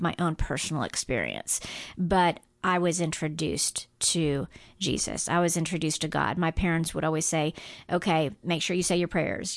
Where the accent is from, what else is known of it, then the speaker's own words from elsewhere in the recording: Guam; moved away; I grew up on Guam, which was and ninety-eight percent Catholic island